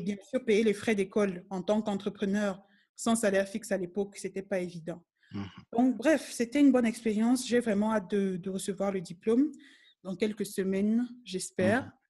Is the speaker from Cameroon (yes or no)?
yes; Cameroon; moved away as an adult; now in South Africa; c'est le pays où je suis née, c'est là où j'ai grandi